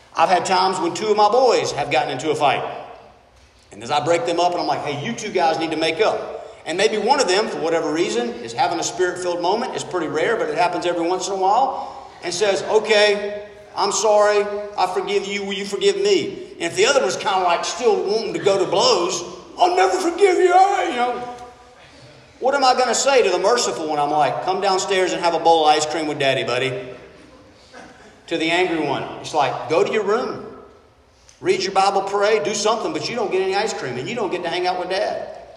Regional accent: United States; being an American.

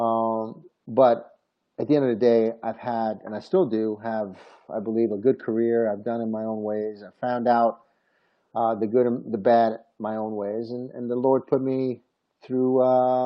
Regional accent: Rome, Lazio, Italy; I was born in Rome, Italy.

